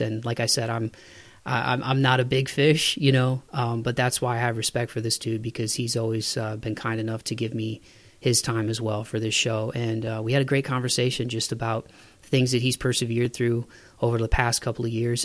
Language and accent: English; Toledo, Ohio, United States; moved away; back home in my hometown of Toledo.